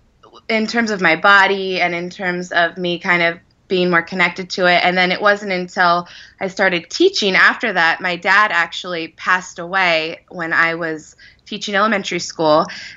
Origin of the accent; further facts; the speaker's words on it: Wyoming, United States; I grew up in Wyoming